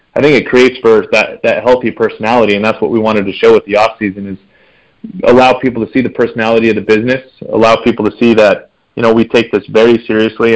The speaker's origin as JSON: {"language": "English", "region": "Nevada", "country": "United States", "tie": "born or raised there", "said": "I just love hunting in my home state"}